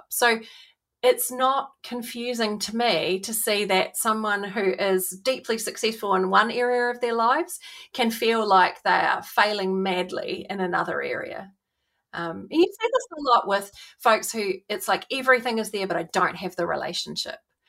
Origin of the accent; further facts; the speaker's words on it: New Zealand; growing up in New Zealand